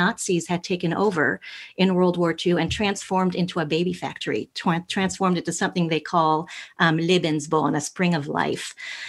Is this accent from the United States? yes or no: no; France; moved away; And I was born and raised in France.